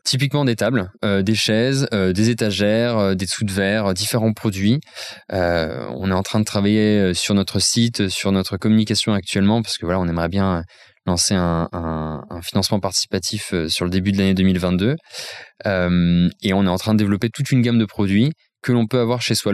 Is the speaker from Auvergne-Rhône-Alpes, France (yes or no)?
no; Nancy, Grand Est, France; je viens de Nancy, je suis un fier Lorrain